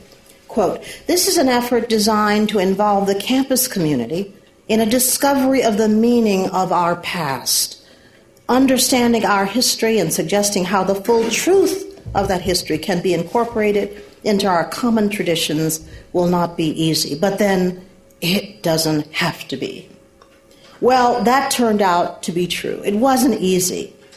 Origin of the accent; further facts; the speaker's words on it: the Jim Crow South, United States; moved away; the experience of growing up in the Jim Crow South